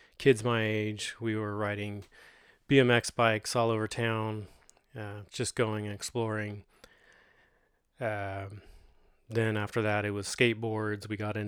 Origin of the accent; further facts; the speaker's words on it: Modesto, California, United States; I was born in 1976 in Doctor's Hospital here in Modesto, California. Grew up on the east side of Modesto, kind of near Orangeburg and Lakewood.